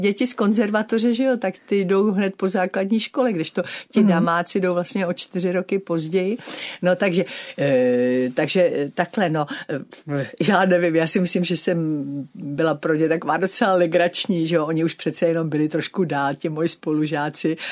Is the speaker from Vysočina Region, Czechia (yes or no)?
no; Prague, Czechia; moje kořeny, moje osobní už jsou tady v Praze a já jsem prostě oddaná Pražačka, Prahu miluju